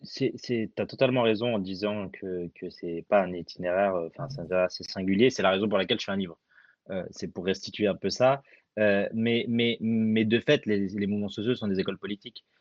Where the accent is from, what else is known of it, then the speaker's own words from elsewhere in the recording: France; also born or lived in Algeria; je suis né en Algérie, j'ai grandi en France